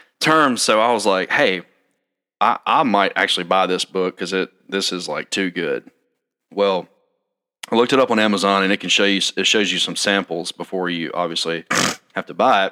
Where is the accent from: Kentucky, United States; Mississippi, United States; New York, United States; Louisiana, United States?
Mississippi, United States; Ackerman; I'm from Ackerman, so of course Subway coming to town was a big deal